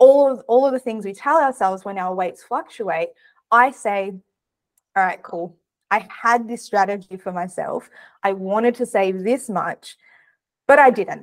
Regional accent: Australia; I'm Australian

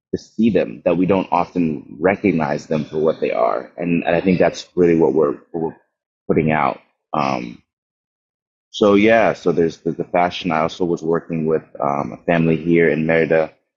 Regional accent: Windhoek, Khomas, Namibia; I was born in Namibia, Windhoek, Namibia, in southern Africa, um, in '93.

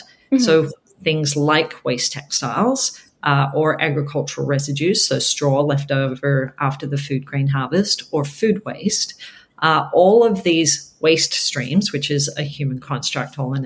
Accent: Australia; moved away; I'm from Australia originally

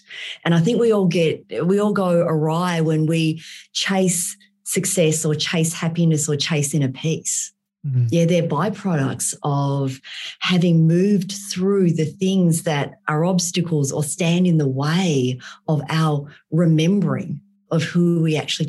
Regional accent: Vietnam; born there; moved away; So I was born in Vietnam and I was born in post-war Vietnam.

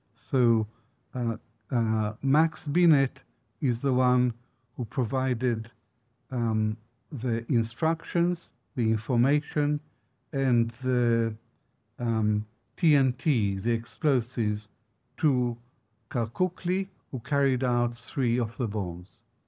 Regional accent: Israel; moved away; also born or lived in Baghdad, Iraq; as a boy growing up in Israel

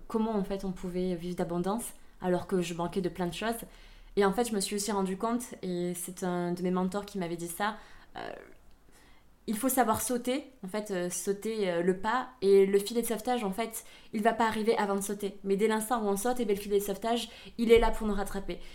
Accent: Aveyron, Occitania, France; accent: southern French; also born or lived in Vietnam; J'ai vécu euh, donc toute mon enfance et mon adolescence en Aveyron

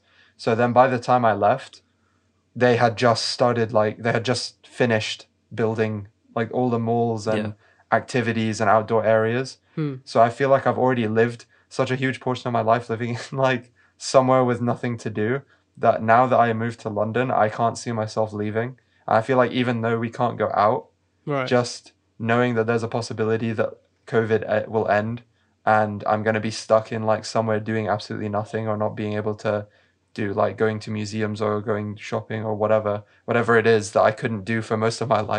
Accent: Qatar; also born or lived in United Arab Emirates; growing up in Qatar, because when I was living in Qatar, there wasn't much there. It was kind of like I had just moved from Abu Dhabi and Dubai, which had just developed themselves.

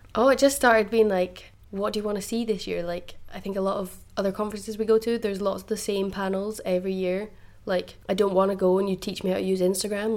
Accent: Fife, Scotland, United Kingdom; moved away; originally I'm from Fife, so Groucho's in Dundee is my my hometown

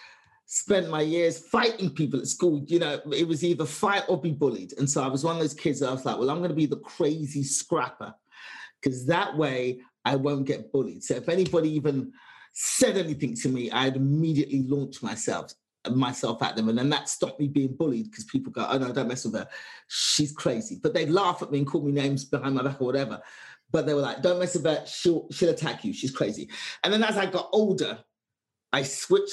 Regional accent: London, United Kingdom; born or raised there; moved away

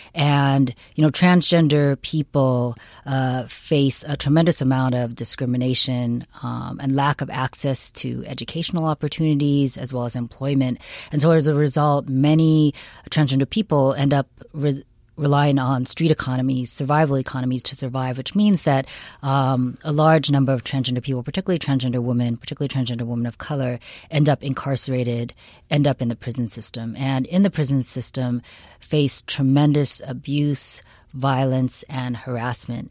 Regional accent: Seattle, Washington, United States; now in California, United States; I grew up in Seattle, Washington.

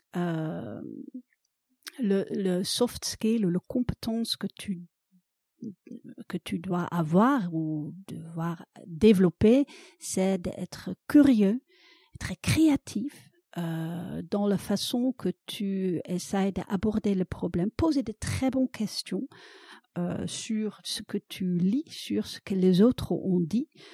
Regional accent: Netherlands; French is a second language; moved away as an adult; now in France; je suis originaire des Pays-Bas

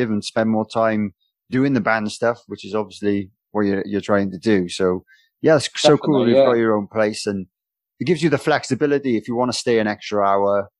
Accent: Wales, United Kingdom; being a Welshman

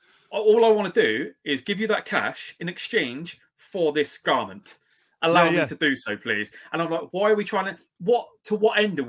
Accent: Canada; Yeah. I'm so Canadian.

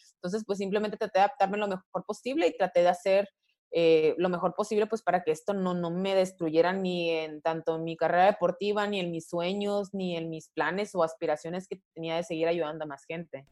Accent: Mexico; como latina y como mexicana, en cierto punto hemos vivido eh, muchas veces temas de discriminación

